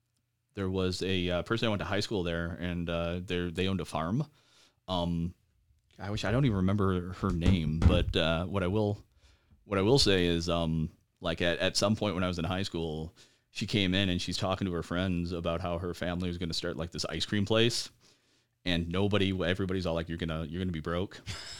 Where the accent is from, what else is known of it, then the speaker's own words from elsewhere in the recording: Traverse City, Michigan, United States; also born or lived in Lincoln Park / Upper Peninsula / Alpena; now in Lansing, United States; You could say that I'm from Traverse City, or you could say I'm from Michigan. I was born in Lincoln Park. I moved around, quite a bit when I was a kid. I've lived in the UP. I've lived in Alpena.